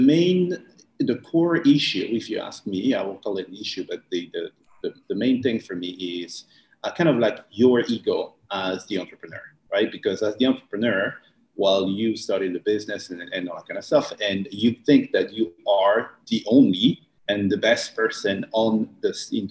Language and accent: English; France; moved away as an adult; now in Bali, Indonesia; I'm from France originally, but I haven't been in France for the last a good 7 years.